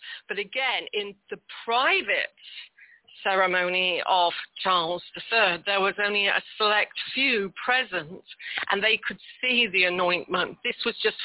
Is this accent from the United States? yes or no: no; United Kingdom; as a Brit